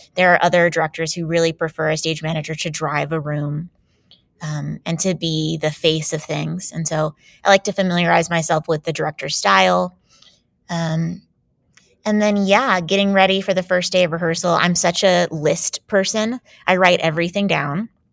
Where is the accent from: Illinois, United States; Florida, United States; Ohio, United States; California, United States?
Florida, United States; Jacksonville; moved away as an adult; I grew up in Jacksonville, Florida